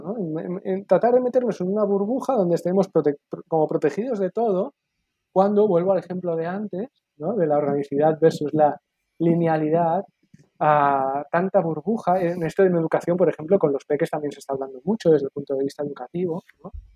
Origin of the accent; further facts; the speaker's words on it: Barcelona, Catalonia, Spain; aquí en Cataluña, en Barcelona, y me considero barcelonés y me considero catalán y me considero español